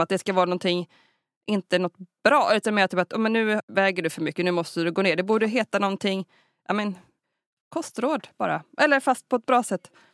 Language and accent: Swedish; Sweden; vi svenskar